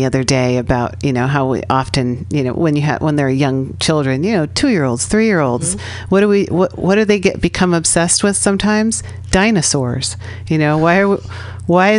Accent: Bay Area, California, United States; I'm from the Bay Area here.

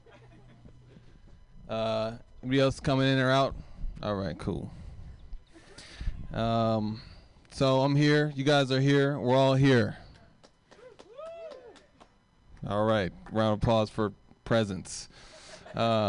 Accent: Oakland, California, United States; I grew up in East Oakland.

